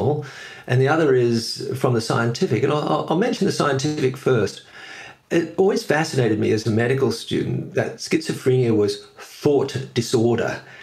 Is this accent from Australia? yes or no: yes; Australia; moved away as an adult; also born or lived in New York; now in Edinburgh, United Kingdom; I was born in Australia. And I ended up doing all my schooling there